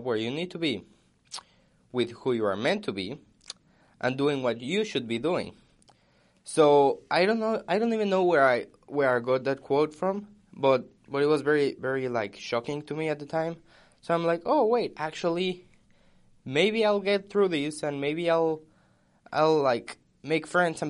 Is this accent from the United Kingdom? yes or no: no; Mexico; now in United States; when I moved from Mexico to the United States, I think it was very hard because I left all my family behind